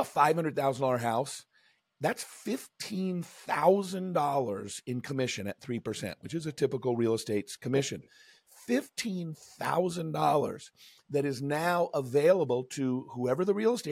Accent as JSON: {"language": "English", "town": "Seattle", "region": "Washington", "country": "United States", "tie": "born or raised there", "said": "I grew up in Seattle"}